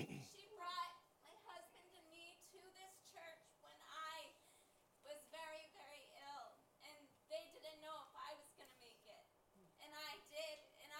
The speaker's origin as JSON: {"language": "English", "region": "Texas", "country": "United States", "said": "And I'm from Texas."}